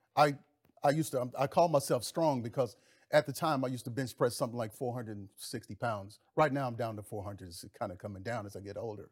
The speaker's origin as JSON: {"language": "English", "region": "Mississippi", "country": "United States", "tie": "born or raised there", "said": "I grew up in the South. I grew up in Mississippi."}